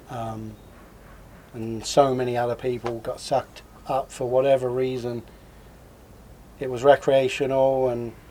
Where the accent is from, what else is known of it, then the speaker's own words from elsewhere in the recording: London, United Kingdom; I was growing up in London. I pretty early on got into speed.